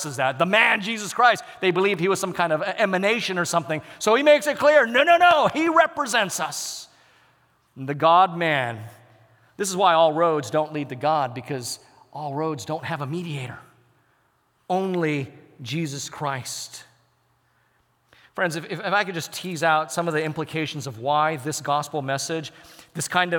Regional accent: United States; I'm embedded in a cultural context as an American

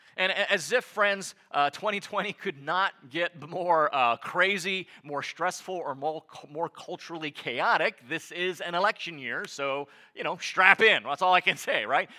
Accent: United States; as an American

